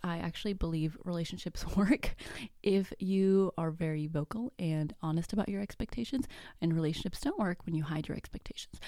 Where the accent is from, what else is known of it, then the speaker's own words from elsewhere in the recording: Mexico; first language Spanish; English is a second language; I'm actually Mexican. My first language is actually Spanish.